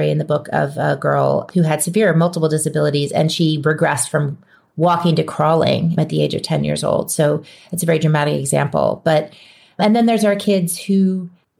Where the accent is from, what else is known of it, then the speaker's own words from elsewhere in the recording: New Orleans, Louisiana, United States; moved away; I'm from New Orleans originally. It's my hometown